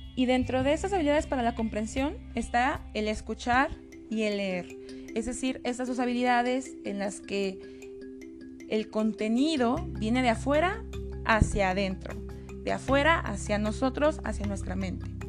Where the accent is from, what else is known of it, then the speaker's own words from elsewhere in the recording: Mexico; los mexicanos leemos